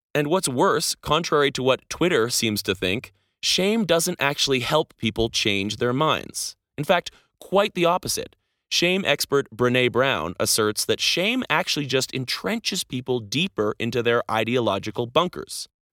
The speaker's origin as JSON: {"language": "English", "country": "Canada", "moved": "as an adult", "said": "Being Canadian"}